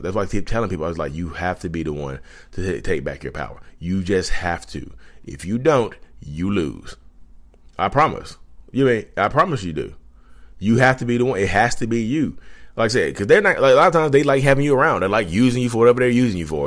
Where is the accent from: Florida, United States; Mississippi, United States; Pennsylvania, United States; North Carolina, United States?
North Carolina, United States; Reidsville; I'm from Reedsville, North Carolina.